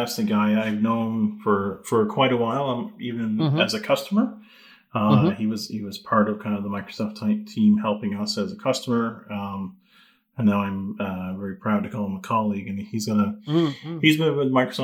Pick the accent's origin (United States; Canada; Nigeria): Canada; Newfoundland and Labrador; growing up in Newfoundland